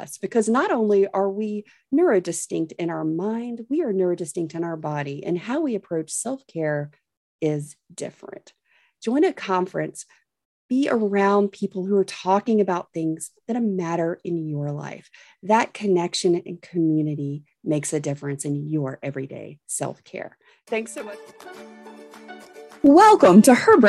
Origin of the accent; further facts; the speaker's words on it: the South, United States; I'm from the South